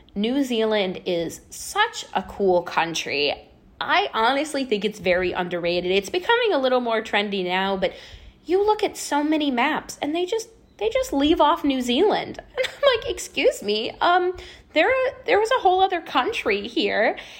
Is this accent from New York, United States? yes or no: no; Chicago, Illinois, United States; I was back home in Chicago, and I was working the front desk at a health club at the time when I was home from college on breaks